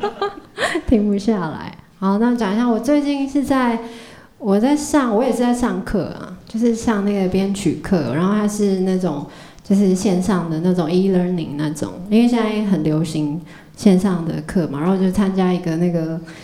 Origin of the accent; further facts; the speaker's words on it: Zhushan, Nantou County, Taiwan; now in Taipei, Taiwan; 回到我故乡，就竹山